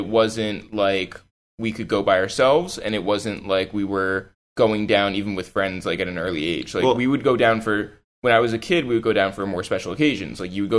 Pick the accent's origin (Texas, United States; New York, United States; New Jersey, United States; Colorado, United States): New York, United States; Westchester; We're from Westchester, which is about half an hour north of New York City.